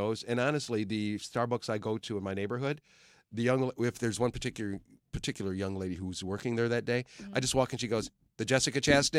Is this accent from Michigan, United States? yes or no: yes; Detroit, Michigan, United States; I'm from Detroit.